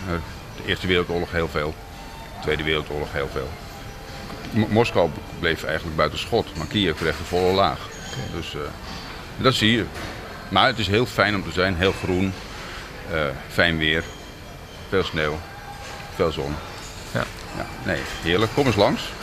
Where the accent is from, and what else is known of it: Krimpen aan den IJssel, South Holland, Netherlands; born or raised there; moved away as an adult; now in Kyiv, Ukraine